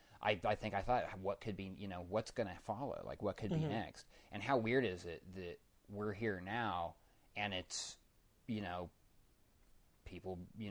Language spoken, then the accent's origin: English; Denver, Colorado, United States; I grew up in Denver. There's not a lot of arts and entertainment being promoted in the school systems there.